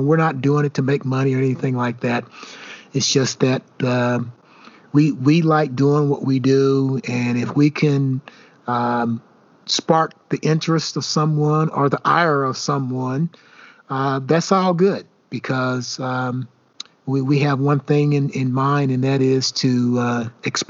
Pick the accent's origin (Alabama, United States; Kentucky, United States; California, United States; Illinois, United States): Kentucky, United States; Elizabethtown; moved away; we're just two small town friends growing up in Elizabethtown, Kentucky